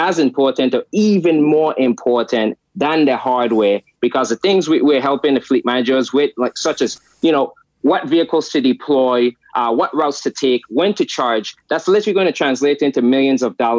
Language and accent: English; U.S. Virgin Islands; moved away; I grew up in the United States Virgin Islands, St. Thomas, where electricity is off 18 hours a day